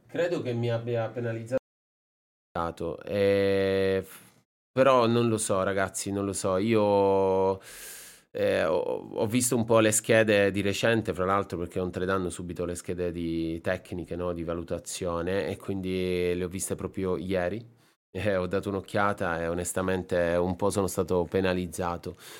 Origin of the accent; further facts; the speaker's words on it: Sicily, Italy; moved away; also born or lived in Japan; la Sicilia, un po' la mia terra